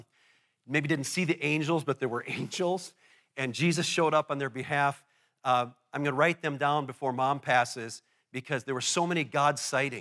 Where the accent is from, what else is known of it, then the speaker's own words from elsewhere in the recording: Eau Claire, Wisconsin, United States; I was born in Eau Claire, Wisconsin, and this is the first church that I ever attended